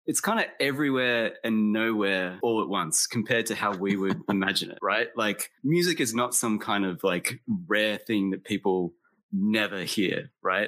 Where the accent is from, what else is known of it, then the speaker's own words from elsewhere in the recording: Australia; also born or lived in Texas, United States; I was born in Texas but I left the United States when I was eight years old and moved to Australia. So I grew up in Australia, like as the American kid.